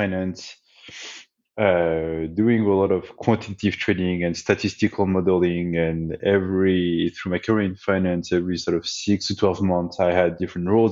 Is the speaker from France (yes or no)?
yes; France; English is a second language; moved away as an adult; now in United States; I grew up in France. Despite being in the US for 15 years, I've never managed to get rid of my accent